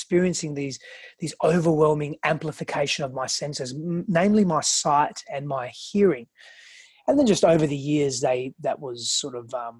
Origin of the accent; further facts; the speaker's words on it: Australia; English is a second language; also born or lived in Greece; now in United States; I grew up in Greece and Australia, and so I had quite a diversity in cultural